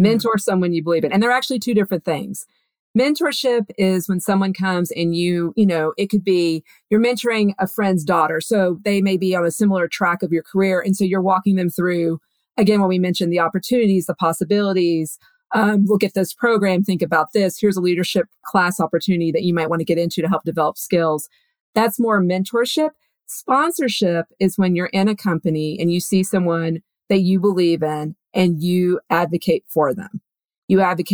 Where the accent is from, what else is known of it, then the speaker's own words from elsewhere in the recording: Texas, United States; I'm from Texas, so I'm a big fan of another Texan